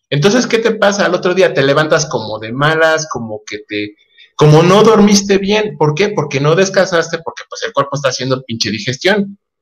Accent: Mexico; como mexicanos tenemos

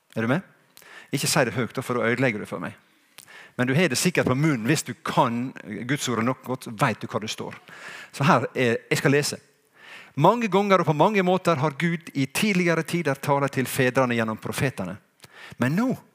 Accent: Sunnmøre, Møre og Romsdal, Norway; jeg er jo en skikkelig sunnmøring, for jeg vet at jeg, min slekt går langt tilbake i tid her på Sunnmøre.

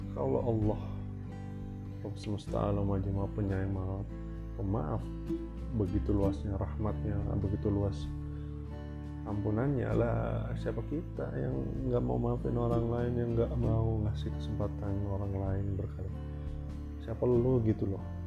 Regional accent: Jakarta, Indonesia; moved away as an adult; also born or lived in Medan; now in Bekasi, Indonesia; gua anak Riok

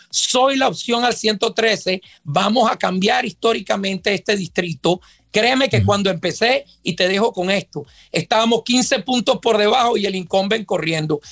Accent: Venezuela; now in Miami, United States; yo soy de origen venezolano, yo soy nacido en Venezuela.

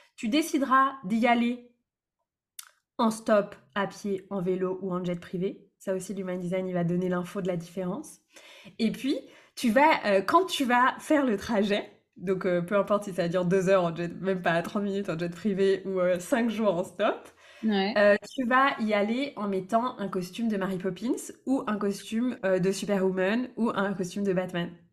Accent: Brittany, France; born or raised there; moved away as an adult; also born or lived in Lyon region

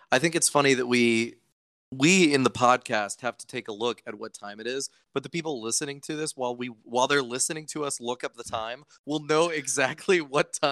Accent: Virginia, United States; I grew up in Virginia where sort of everybody has more of an accent like this kind of thing, um, which I tried to break myself of super early

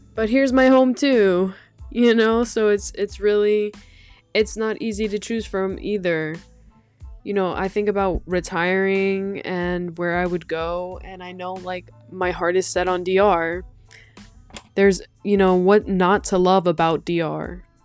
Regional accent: Brentwood, New York, United States; also born or lived in Dominican Republic; I'm from Brentwood. I was born in New York, born and raised here

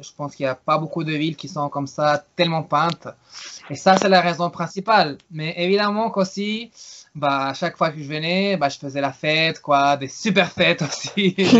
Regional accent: Santiago, Santiago Metropolitan Region, Chile; also born or lived in Paris; now in Valparaíso, Chile; moi je suis de Santiago

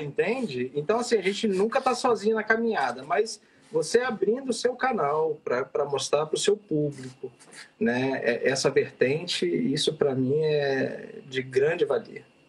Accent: Vitória, Espírito Santo, Brazil; moved away; Eu sou de Vitória, Espírito Santo.

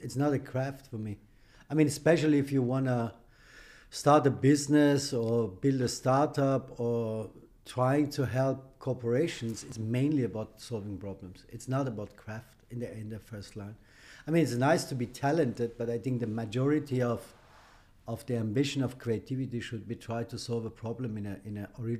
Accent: Austria; English is a second language; also born or lived in Iran; I was born in Iran. I fled my country as I was 15, all alone, no money, no parents, as a political refugee. I applied for a political refugee in Austria. I grew up in Austria

